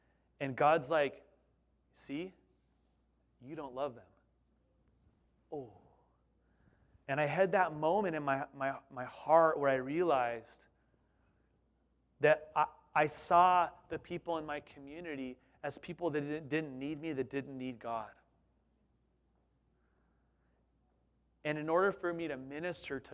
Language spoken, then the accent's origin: English; Southern California, United States; also born or lived in East Bay, California; We thought anything north of Santa Barbara was like Alaska, growing up in Southern California.